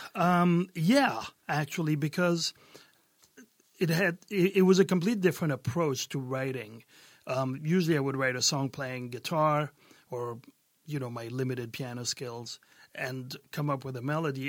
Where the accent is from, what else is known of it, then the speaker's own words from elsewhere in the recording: France; moved away as an adult; also born or lived in Brooklyn, New York, United States / San Diego, United States; growing up in France, there was a lot of pop, and in the south of France, there was a lot of gypsy music